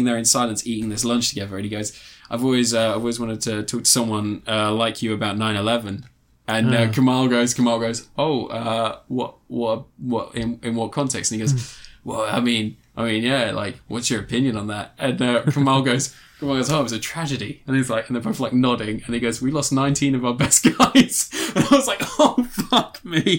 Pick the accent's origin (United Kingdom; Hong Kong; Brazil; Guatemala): United Kingdom; a Pakistani that's grown up in the UK